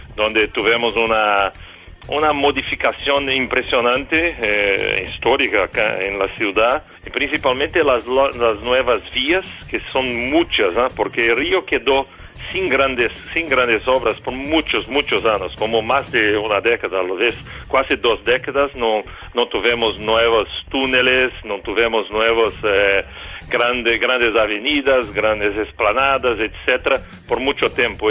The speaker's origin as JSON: {"language": "Spanish", "region": "São Paulo", "country": "Brazil", "second_language": "Spanish", "moved": "yes", "lives_now": "Rio de Janeiro, Brazil", "said": "Yo soy de São Paulo, vivo Río"}